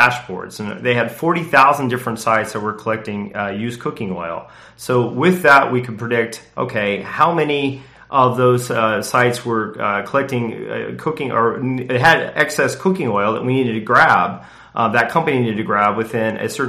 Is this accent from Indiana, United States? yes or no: yes; Indianapolis, Indiana, United States; I grew up in Indianapolis